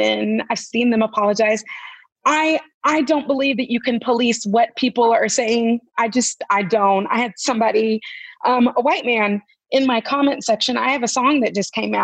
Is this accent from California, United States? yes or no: yes; California, United States; now in Tennessee, United States; I'm from California. But I live in Tennessee